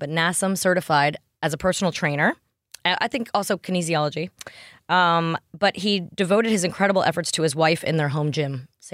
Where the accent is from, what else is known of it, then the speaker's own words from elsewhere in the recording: New York, United States; And I grew up like in New York where on the corners of everything you could ever want. You don't have to cook.